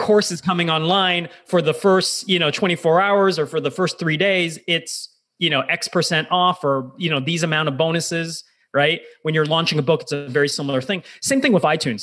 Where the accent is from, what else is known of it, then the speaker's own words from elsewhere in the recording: United States; now in Toronto, Canada; I'm Canadian, but I actually grew up in, in the US, did my developmental formative years